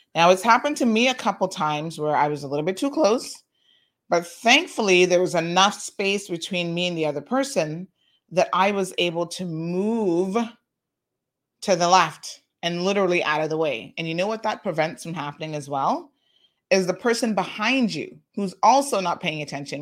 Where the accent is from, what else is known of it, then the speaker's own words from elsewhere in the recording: Tampa, Florida, United States; moved away as an adult; now in Cayman Islands; I grew up in Tampa and I went straight from high school straight to university